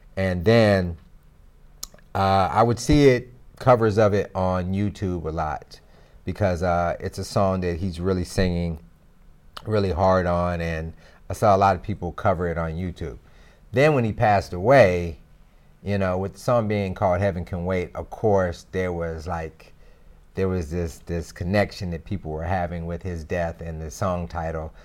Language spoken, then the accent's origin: English; Greensboro, North Carolina, United States; I'm from Greensboro, North Carolina